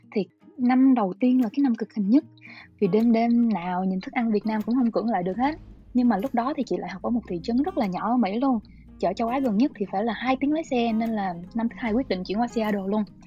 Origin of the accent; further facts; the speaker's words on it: Long Khanh, Dong Nai, Vietnam; moved away as an adult; chị xuất thân từ Long Khánh á